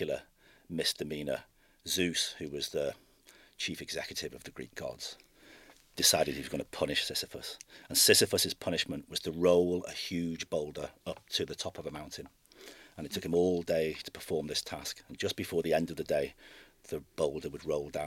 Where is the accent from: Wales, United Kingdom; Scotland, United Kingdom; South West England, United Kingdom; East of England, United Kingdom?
Wales, United Kingdom; North; moved away as an adult; now in Belfast, United Kingdom; I'm not originally from Belfast. I'm from North Wales originally, and I came to Belfast in 1995